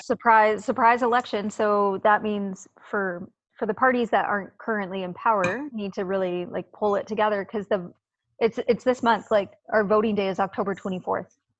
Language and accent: English; Canada; also born or lived in Vancouver, Canada; as a Canadian